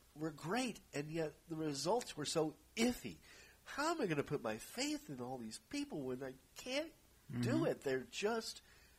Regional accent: Texas, United States; I grew up in Texas and around, you know, certain kinds of, you know, evangelical, you know, and I've been exposed to certain kind of evangelical services and so forth.

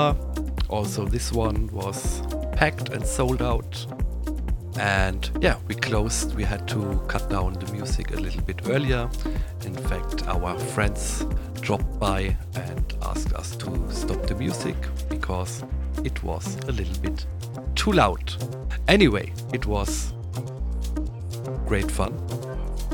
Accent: Neustadt, Germany; in my hometown in Neustadt.

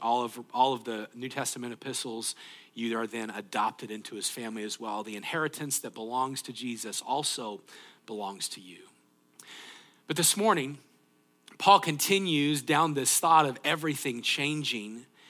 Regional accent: United States; being from the United States

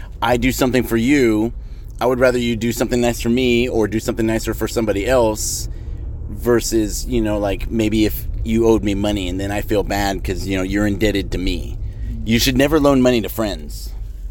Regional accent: United States; I was born in America

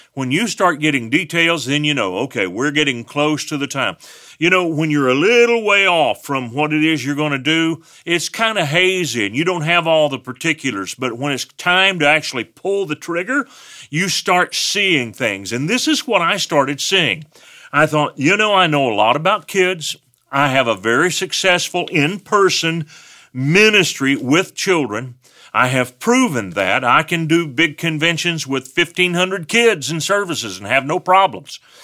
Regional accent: West Texas, United States; I'm from West Texas. I have an accent.

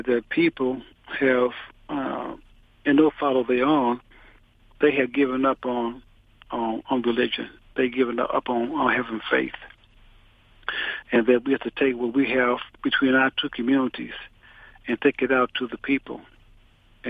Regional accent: United States; I'm Muslim from America.

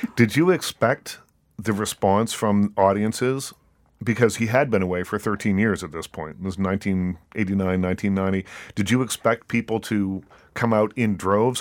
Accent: East Coast, Canada; moved away; I'm from the East Coast

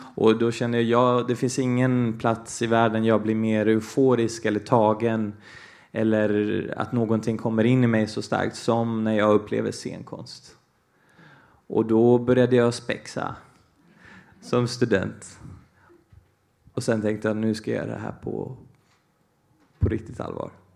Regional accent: Falun, Dalarna County, Sweden; Swedish is a second language; also born or lived in Brazil; Jag är ju eh, brasilian och eh, dalmas

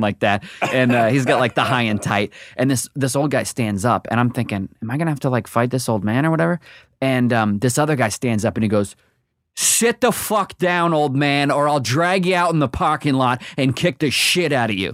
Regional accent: Portland, Oregon, United States; moved away; also born or lived in Charlestown; I grew up in Portland, Oregon

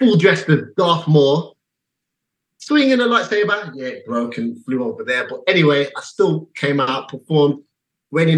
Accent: England, United Kingdom; another English guy

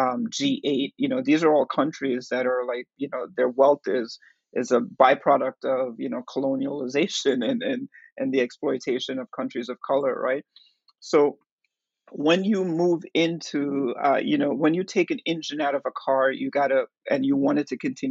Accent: Jamaica; now in New York City, United States; I'm from Jamaica

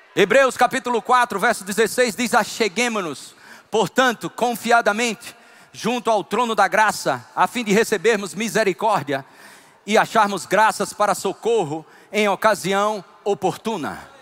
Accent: Northeast Region, Brazil; Como bom nordestino

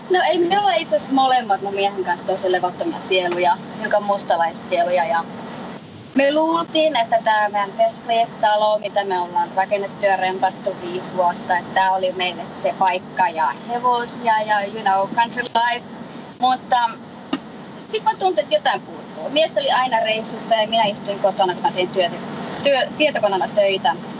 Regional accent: Lapland, Finland; moved away as an adult; also born or lived in Colorado, United States; now in Florida, United States; mä olen lappilainen lähtejä

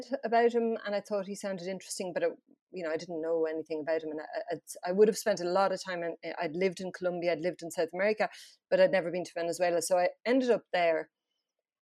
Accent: France; moved away; I grew up in France

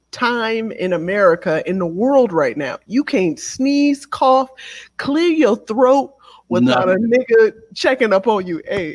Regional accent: United States; I feel like I need to bring out my birth certificate. Like, my nigga, I am from

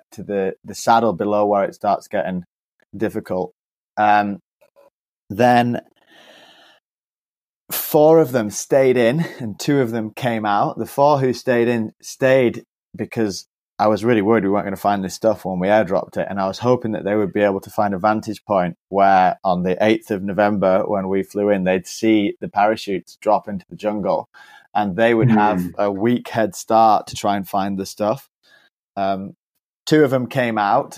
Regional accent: United Kingdom; me as a Brit

